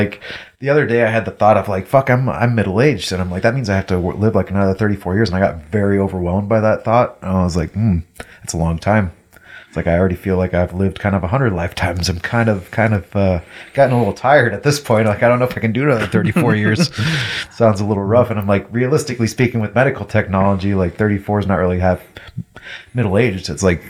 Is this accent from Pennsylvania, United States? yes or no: no; Vancouver, Washington, United States; also born or lived in Missouri / California; I was like, oh, well, we're from Vancouver. And they're like, oh, Canada. I'm like, bro, for real? Right, well, it was like, it was founded before Vancouver, BC. Jesus. But I spent most of my life there